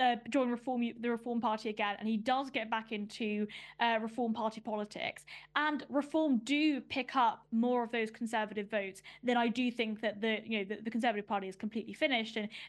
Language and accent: English; London, United Kingdom; I grew up in Northwest London in Ruislip